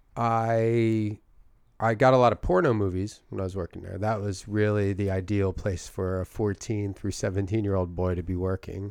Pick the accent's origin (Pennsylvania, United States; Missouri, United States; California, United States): Pennsylvania, United States; Philadelphia; accent: thick Philadelphia; my Philadelphia accent